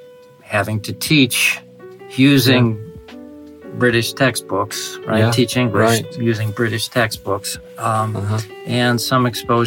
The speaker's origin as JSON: {"language": "English", "town": "Cleveland", "region": "Ohio", "country": "United States", "accent": "Midwest", "moved": "yes", "lives_now": "Russia", "said": "I'm from the United States, yes, the great state of Ohio, and the city of Cleveland."}